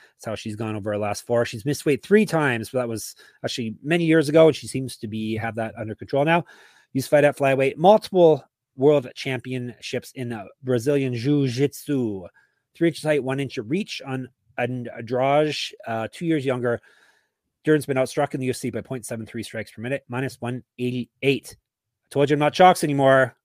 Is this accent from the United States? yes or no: no; Canada; I'm Canadian.